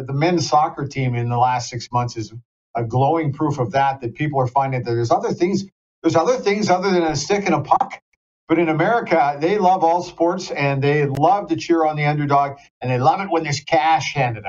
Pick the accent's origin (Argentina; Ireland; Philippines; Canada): Canada; They found out I was from Canada